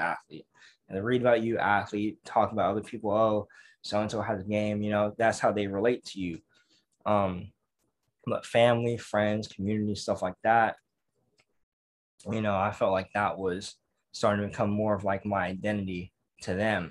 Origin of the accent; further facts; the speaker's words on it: Pittsburg, California, United States; growing up in Pittsburgh, California, we have one high school